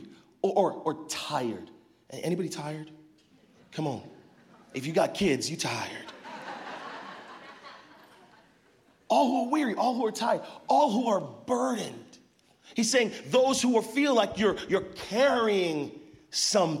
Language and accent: English; Arizona, United States; now in Northern California, United States; we're both from Arizona, spent some time in Arizona, but now living here in Northern California